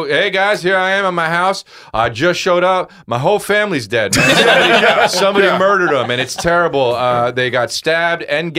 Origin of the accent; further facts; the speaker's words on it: New Jersey, United States; I grew up in New Jersey